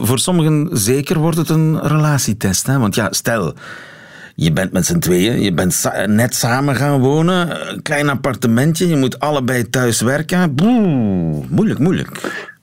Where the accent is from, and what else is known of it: Belgium